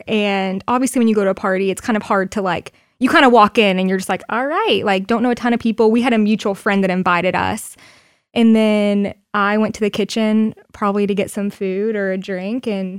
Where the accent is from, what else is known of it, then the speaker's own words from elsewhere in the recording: Florida, United States; also born or lived in Mississippi; So, I am originally from Florida, and I basically grew up there my whole life. Lived in Mississippi for a hot minute, but that's besides the point.